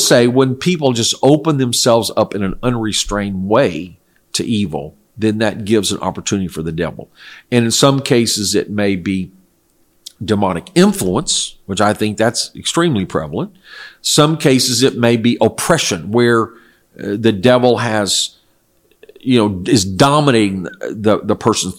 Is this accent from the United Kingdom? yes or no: no; South Korea; I grew up in Korea, where my parents were missionaries, and it was a non-Christian culture, primarily ancestor worship and shamanism, or worship of spirits of nature, Buddhism.